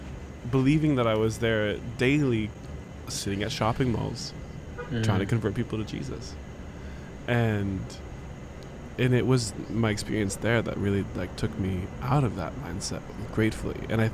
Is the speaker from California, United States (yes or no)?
no; Orlando, Florida, United States; born there; Born a world apart. I was born in Orlando.